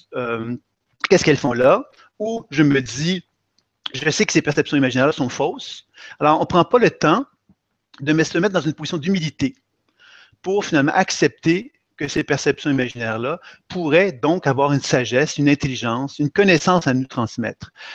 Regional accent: Quebec, Canada; Je viens effectivement du Québec.

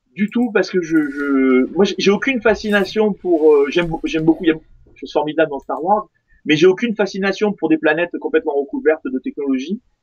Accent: France; je suis français

